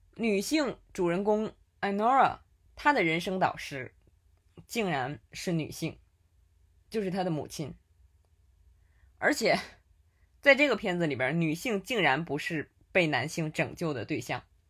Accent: Tianjin, China; accent: Tianjin dialect; 用我们天津话说

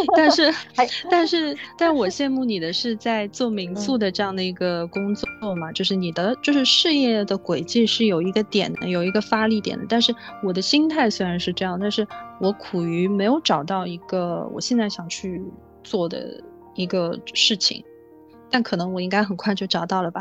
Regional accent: Shanghai, China; moved away as an adult; also born or lived in Australia; 像我是南方人，我成长在上海，我只有在一六年到一八年才离开自己的故乡，去到异国去生活

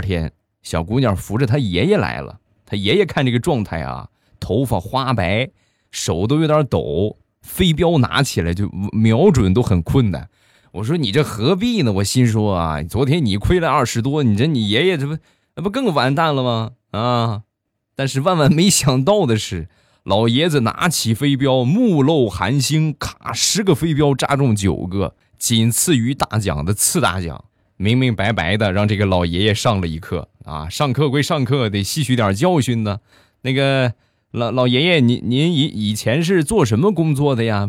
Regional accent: Rizhao, Shandong, China; 这个我家乡的特产啊，正宗原产地的好茶

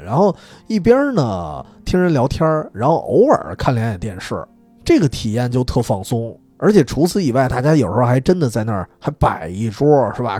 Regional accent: Dongsi Huashi Street area, Beijing, China; 这条街的街口儿它有一个新华书店，就是从小我在那一块儿也是买，买书啊，买教材啊，买漫画儿舞的

